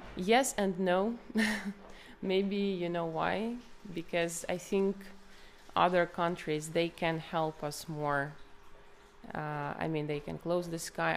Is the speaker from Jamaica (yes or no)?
no; Kharkiv Oblast, Ukraine; moved away as an adult; also born or lived in Kyiv; I'm Ukrainian. Uh, like I've been living in uh, Kiev for eight years, but originally I'm from Kharkiv region